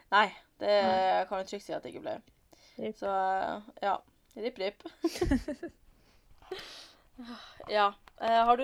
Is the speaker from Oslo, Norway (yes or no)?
no; Bodø, Nordland, Norway; moved away; å være mm. hjemme i Bodø på ferie.